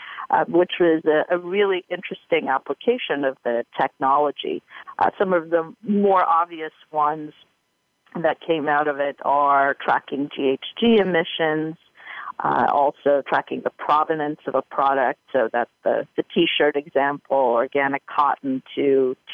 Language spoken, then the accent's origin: English; Timișoara, Timiș County, Romania; Romania, in my hometown of Timișoara